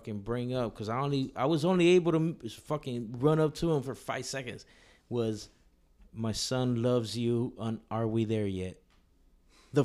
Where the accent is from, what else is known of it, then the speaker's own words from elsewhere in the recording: Compton, California, United States; now in Oregon, United States; I was born in Compton, 1979, Martin Luther King Hospital.